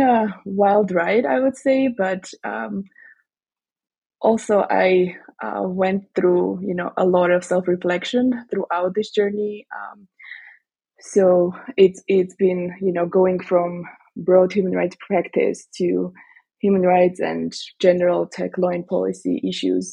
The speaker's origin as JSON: {"language": "English", "country": "Armenia", "also_born_or_lived": "Strasbourg", "moved": "yes", "said": "I went back to my home country, Armenia"}